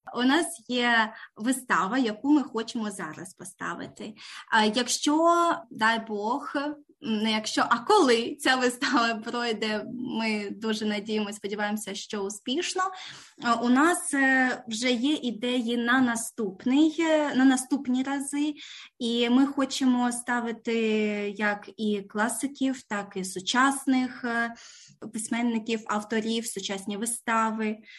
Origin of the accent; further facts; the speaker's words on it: Ukraine; moved away as an adult; now in Canberra, Australia; ми обидва з України